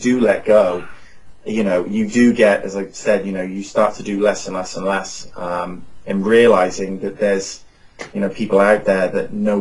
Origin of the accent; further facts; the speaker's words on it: Cheltenham, South West England, United Kingdom; now in Phoenix, United States; in England, in my hometown in Cheltenham, where all my family lives